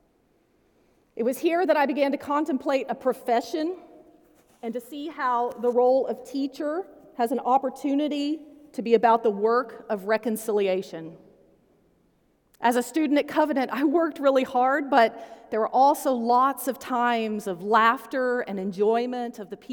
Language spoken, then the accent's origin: English; United States; I was born in the United States in the 20th century and into a Christian family